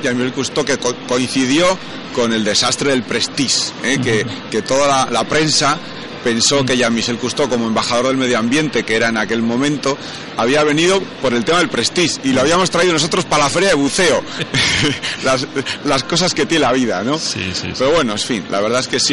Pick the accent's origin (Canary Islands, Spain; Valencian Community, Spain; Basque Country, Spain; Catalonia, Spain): Basque Country, Spain; Bilbao; yo soy de Bilbao, y venía aquí a, a Barcelona